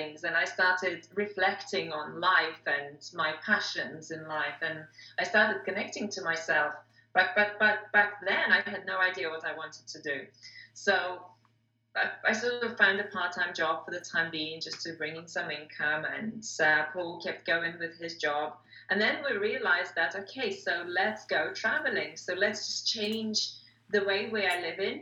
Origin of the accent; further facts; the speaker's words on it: Moscow, Russia; moved away as an adult; also born or lived in England; I'm from Russia originally, Moscow, Russia